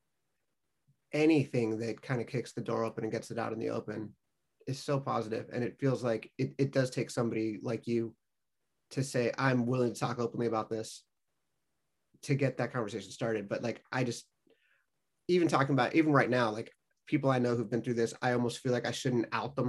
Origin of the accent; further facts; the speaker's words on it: Los Angeles, California, United States; moved away; I'm from LA and have left